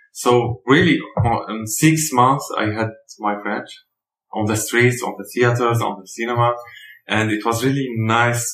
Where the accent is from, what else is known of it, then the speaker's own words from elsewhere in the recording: Syria; English is a second language; moved away as an adult; also born or lived in Algeria / France; I'm from Syria.